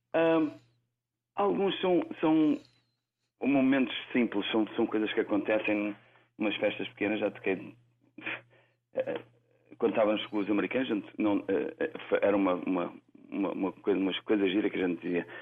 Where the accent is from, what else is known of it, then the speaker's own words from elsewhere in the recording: Lisbon, Portugal; moved away; nasci em Lisboa